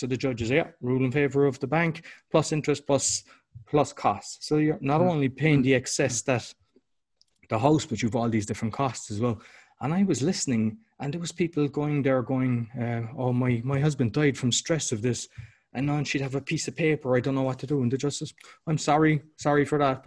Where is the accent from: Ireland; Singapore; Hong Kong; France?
Ireland; moved away; I'm Irish